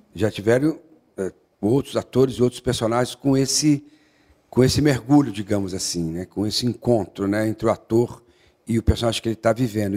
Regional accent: Guaxupé, Minas Gerais, Brazil; moved away; also born or lived in São Paulo; Eu nasci em São Paulo e com menos de um ano meu pai, eh, meu avô morreu e meu pai então foi tomar conta da fazenda em, em Guaxupé. Então assim a noção de vida e a primeira vez que eu entendi o que que era estar no planeta Terra foi em Guaxupé

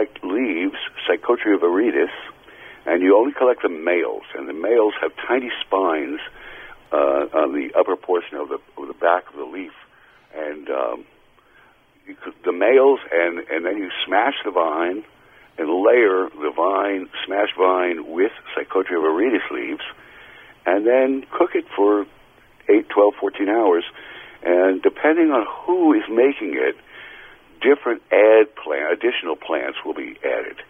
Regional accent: New York, United States; I'm a New Yorker

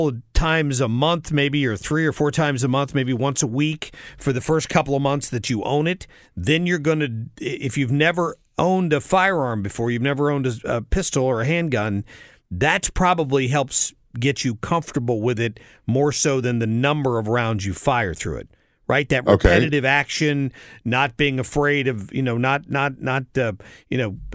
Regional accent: the South, United States; I'm from the South.

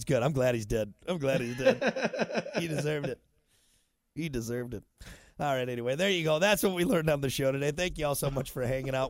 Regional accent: United States; As an American

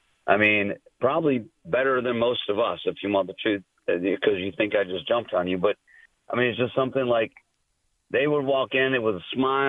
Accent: Michigan, United States; now in Myrtle Beach, United States; I'm from Michigan. I'm down here in Myrtle Beach

